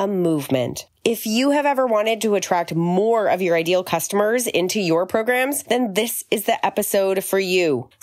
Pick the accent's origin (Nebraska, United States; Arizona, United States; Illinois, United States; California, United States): Arizona, United States; now in Florida, United States; I grew up in Arizona, like in desert, and then moved to Florida